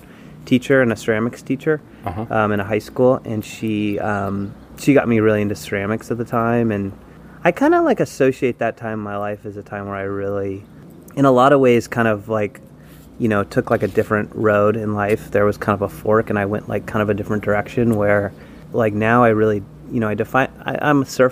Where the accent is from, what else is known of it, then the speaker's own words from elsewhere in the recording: Los Angeles, California, United States; I grew up in Southern California, and I grew up in the South Bay of Los Angeles